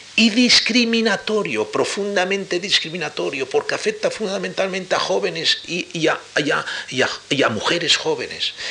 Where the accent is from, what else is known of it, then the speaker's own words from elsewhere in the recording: Madrid, Community of Madrid, Spain; Yo soy soy madrileño, pero hijo de, de inmigrantes de la Alcarria, soy castellano